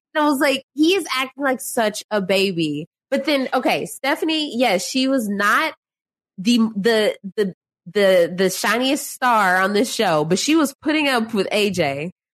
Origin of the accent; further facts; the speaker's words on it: Dallas, Texas, United States; I'm from Dallas, born and raised